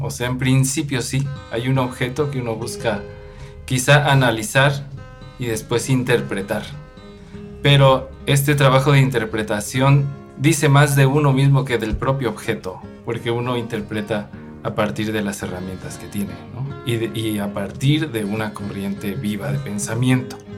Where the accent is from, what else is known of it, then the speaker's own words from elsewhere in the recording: Mexico City, Mexico; Nosotros crecimos en la Ciudad de México, allá aprendimos a tocar música purépecha